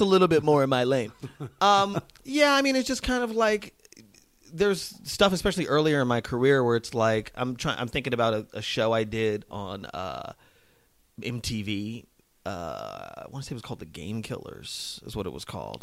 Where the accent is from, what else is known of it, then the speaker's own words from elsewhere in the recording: Las Vegas, Nevada, United States; moved away as an adult; also born or lived in New Mexico / Boston / New York; I'm from a small country town in New Mexico, and then moved to Las Vegas, Nevada